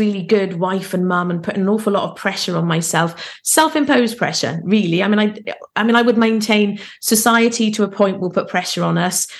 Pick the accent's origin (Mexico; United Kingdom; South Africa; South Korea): United Kingdom; Carmarthen, Wales; also born or lived in Plymouth / Hampshire; So I was born in Plymouth, which is in England. We moved to Hampshire because my dad was in the Navy. And then finally, when I was 12, we moved to Carmarthen, which is